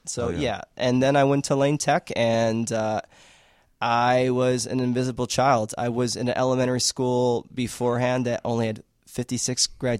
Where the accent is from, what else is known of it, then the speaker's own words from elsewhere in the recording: Chicago, Illinois, United States; I was born and raised in Avondale. I watched that neighborhood change completely from having a bunch of Latinos in the neighborhood